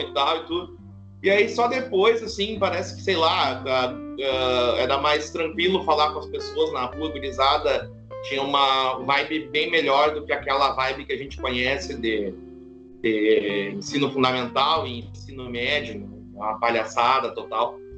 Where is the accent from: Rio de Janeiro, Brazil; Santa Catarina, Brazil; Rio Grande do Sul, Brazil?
Rio Grande do Sul, Brazil; Santa Maria; accent: gaúcho; moved away; Eu sou natural de Santa Maria, Rio Grande do Sul.